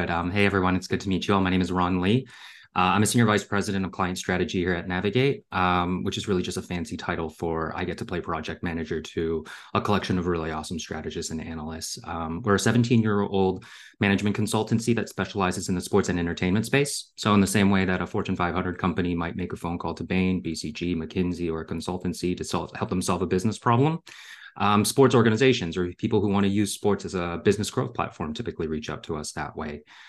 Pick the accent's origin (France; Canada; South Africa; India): Canada; also born or lived in Hong Kong / Singapore / Germany; I was born in Hong Kong and I grew up in Singapore, Germany, and eventually Canada.